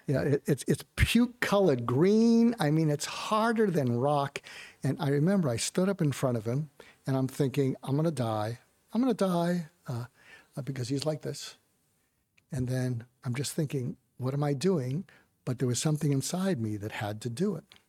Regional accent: outside of Boston, Massachusetts, United States; moved away; also born or lived in West Coast; I grew up outside of Boston.

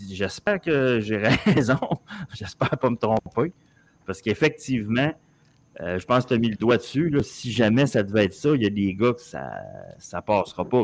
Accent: Montreal, Quebec, Canada; j'ai 50 ans, j'ai grandi avec l'impression que Montréal était une grande ville au monde

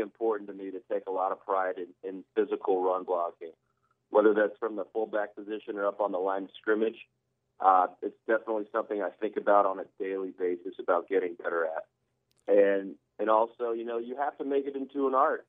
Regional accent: Southern California, United States; moved away as an adult; now in New Orleans, United States; I'm from Southern California, so I'm a little spoiled with the weather.

